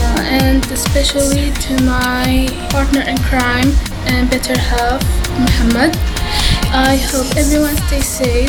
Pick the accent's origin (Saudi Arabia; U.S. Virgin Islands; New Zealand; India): Saudi Arabia; I'm from Saudi Arabia.